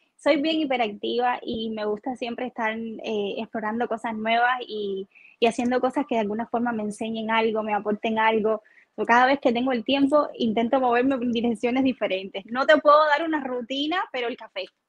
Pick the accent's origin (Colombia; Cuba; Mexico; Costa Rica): Cuba; Guanabo, Havana; moved away; yo vengo de Guanabo, de la playa